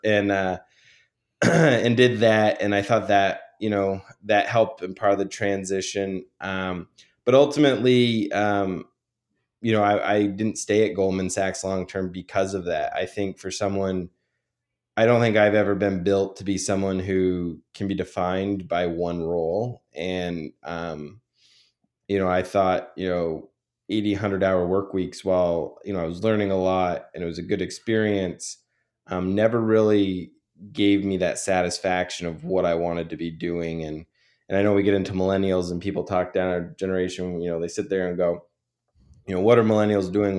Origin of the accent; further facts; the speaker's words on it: Vermont, United States; also born or lived in New York; I decided to run for the Vermont legislature, um, in my hometown